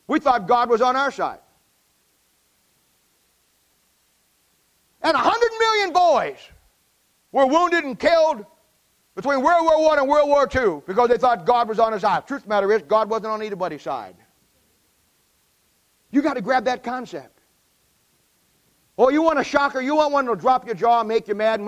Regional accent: United States; I live in America. I was born in America

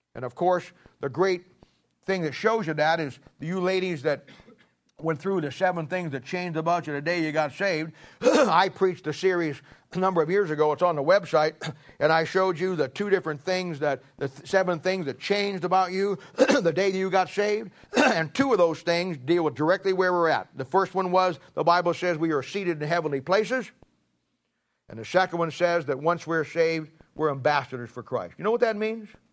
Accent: Ohio, United States; I was born in Ohio

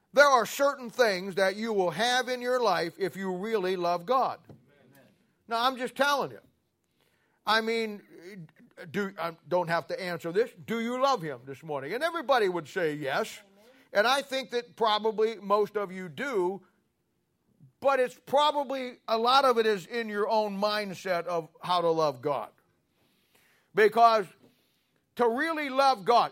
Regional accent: Canton, Ohio, United States; I grew up in Canton, Ohio

